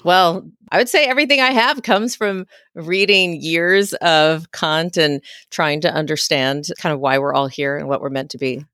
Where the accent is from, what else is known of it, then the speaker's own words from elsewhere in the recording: Texas, United States; moved away as an adult; also born or lived in West Coast; now in Washington, D.C., United States; I was born and raised in Texas, and then found my way initially to the West Coast for training to become an internist, and then landed myself into Washington, D C